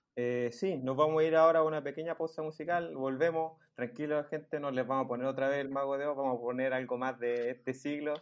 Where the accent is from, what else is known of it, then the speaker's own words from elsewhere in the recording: Santiago, Santiago Metropolitan Region, Chile; yo y el lugar que somos de Santiago